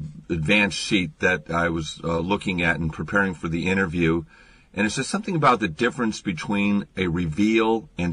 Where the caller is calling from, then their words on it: Seattle, Washington, United States; I'm calling you from Seattle